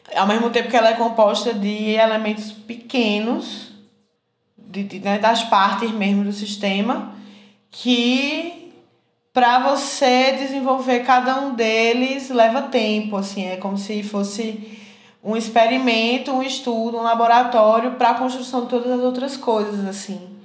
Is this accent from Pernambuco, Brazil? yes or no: yes; Garanhuns, Pernambuco, Brazil; moved away as an adult; also born or lived in Recife, Brazil; now in Minas Gerais, Brazil; Nasci com minha família situada em Garanhuns, né? Em, em pleno, no auge dos anos 90